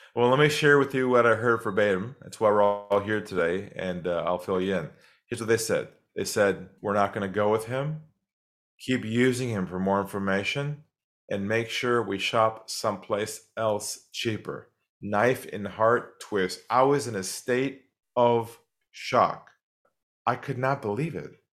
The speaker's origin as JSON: {"language": "English", "town": "San Diego", "region": "California", "country": "United States", "tie": "born or raised there", "moved": "as an adult", "lives_now": "Australia", "said": "I'm originally from California, from San Diego. Grew up there"}